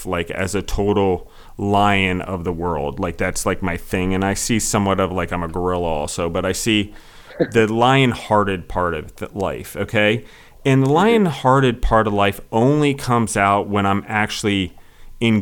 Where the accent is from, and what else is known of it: United States